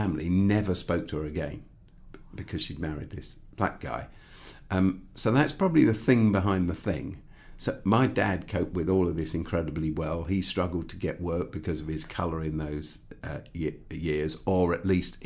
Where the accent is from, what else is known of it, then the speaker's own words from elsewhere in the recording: Croydon, London, United Kingdom; I grew up in Croydon